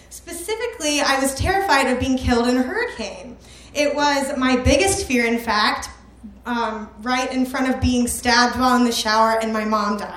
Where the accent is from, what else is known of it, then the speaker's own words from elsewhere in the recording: South Carolina, United States; moved away; the storm likely to touch down in my home state this weekend.